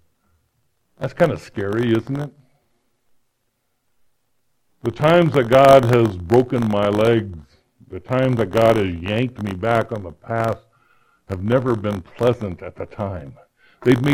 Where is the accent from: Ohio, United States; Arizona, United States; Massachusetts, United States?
Arizona, United States; Phoenix; also born or lived in Iowa; we moved to Phoenix from Iowa, I didn't know anybody. I was a scared kid in a new school